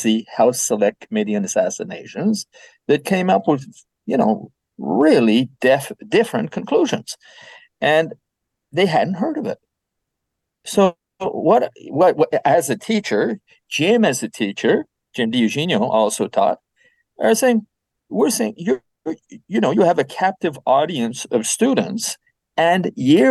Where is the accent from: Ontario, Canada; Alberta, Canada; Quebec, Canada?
Quebec, Canada; Quebec City; I was born in Quebec City, and I lived in a bilingual environment. So I was brought up in both French and English.